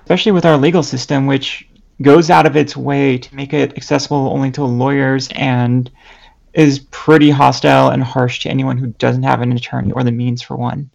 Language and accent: English; Lebanon; I'm bi trans Lebanese